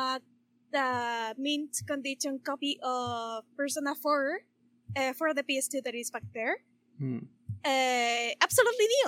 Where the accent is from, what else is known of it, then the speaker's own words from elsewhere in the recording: Chile; I am from Chile.